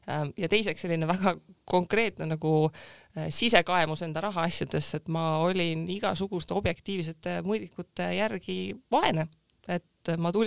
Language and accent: Estonian; Rakvere, Lääne-Viru County, Estonia; moved away as an adult; also born or lived in Tartu; ma olen muidu Rakverest pärit, läksin Tartusse ülikooli